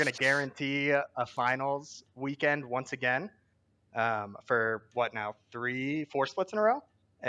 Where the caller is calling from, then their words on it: Los Angeles, California, United States; Los Angeles, California